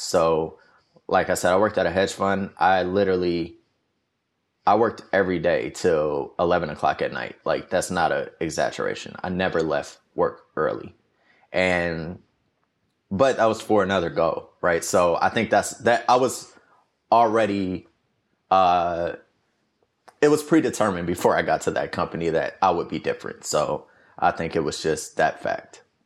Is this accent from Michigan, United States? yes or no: yes; Detroit, Michigan, United States; moved away as an adult; also born or lived in New York / Atlanta; I grew up in Detroit, uh, my whole life, basically.